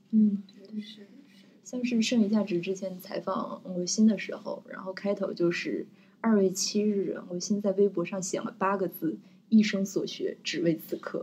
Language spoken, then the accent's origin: Chinese; Sichuan, China; 因为我是四川人